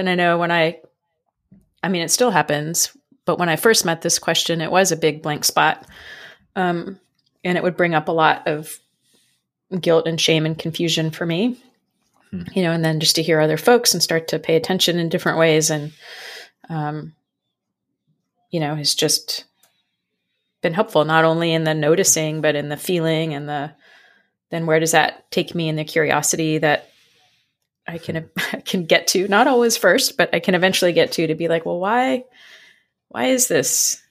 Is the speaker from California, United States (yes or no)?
yes; San Francisco, California, United States; moved away; I grew up in San Francisco